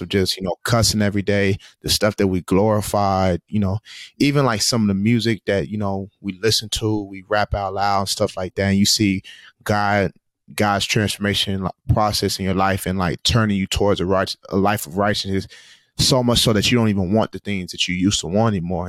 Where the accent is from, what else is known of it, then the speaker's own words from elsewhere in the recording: Tulsa, Oklahoma, United States; moved away; my hometown of Tulsa, Oklahoma